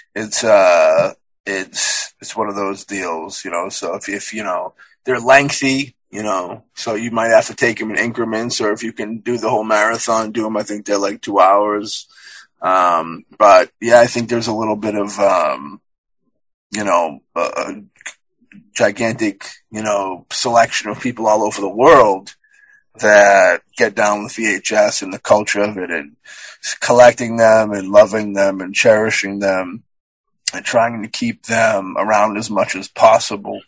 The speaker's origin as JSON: {"language": "English", "country": "United States", "said": "we're from America"}